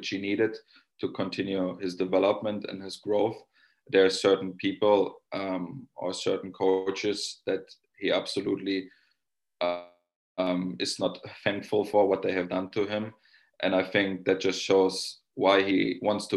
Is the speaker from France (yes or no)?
no; Germany; now in Finland; I'm from Germany